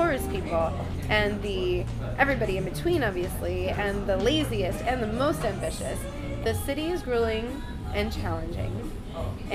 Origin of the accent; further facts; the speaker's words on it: Ontario, New York, United States; now in New York City, United States; I'm from Ontario, New York. It's a small town